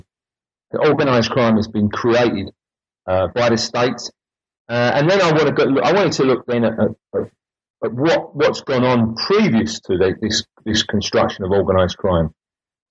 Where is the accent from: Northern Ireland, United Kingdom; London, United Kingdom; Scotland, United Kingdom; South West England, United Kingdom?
London, United Kingdom; also born or lived in Oxford / Durham; growing up in East London, living in East London and working in East London